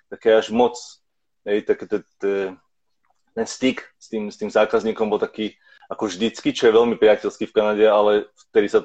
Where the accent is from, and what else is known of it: Slovakia; now in Vancouver, Canada